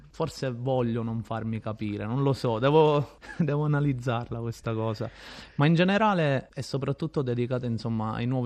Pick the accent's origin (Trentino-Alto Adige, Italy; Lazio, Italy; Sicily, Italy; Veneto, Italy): Sicily, Italy; E eh, sono tornato appositamente nel mio paese, diciamo, d'origine, in Sicilia, dove non succede praticamente nulla, per fortuna.